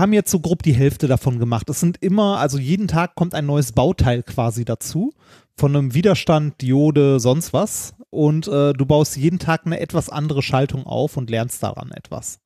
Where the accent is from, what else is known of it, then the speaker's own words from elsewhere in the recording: Ruhr area, North Rhine-Westphalia, Germany; wir kommen beide aus dem Ruhrgebiet, da redet man so.